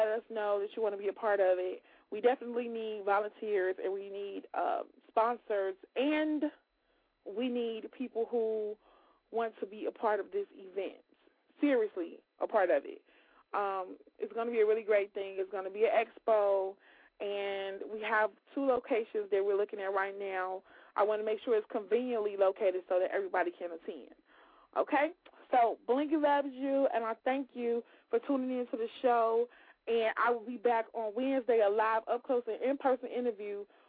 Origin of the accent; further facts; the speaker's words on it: Chicago, Illinois, United States; I'm from the West Side